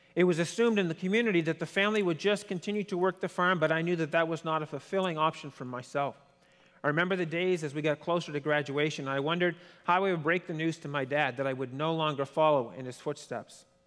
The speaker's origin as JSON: {"language": "English", "region": "Quebec", "country": "Canada", "said": "I don't speak French, but I'm from Quebec"}